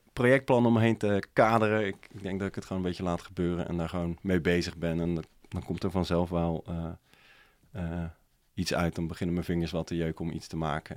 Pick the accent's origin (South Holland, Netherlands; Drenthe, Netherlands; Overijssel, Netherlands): South Holland, Netherlands; Dordrecht; ik kom zelf uit Dordrecht